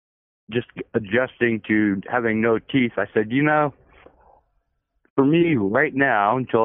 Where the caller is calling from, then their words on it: Washington, United States; Well, I'm here in beautiful South Central Washington.